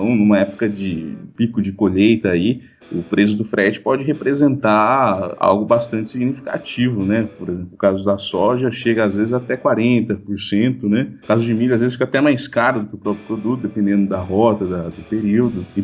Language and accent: Portuguese; Avaré, São Paulo, Brazil; Bom, uh, eu sou natural de Avaré, né? Cidade do interior aqui do estado de São Paulo.